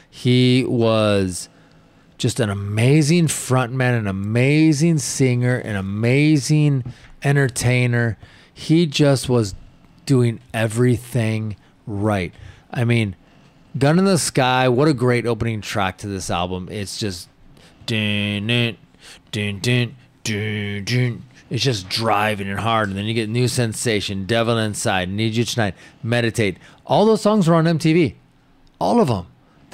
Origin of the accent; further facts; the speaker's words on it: Washington, United States; I have a lot of memories, you know, from where I grew up in Washington.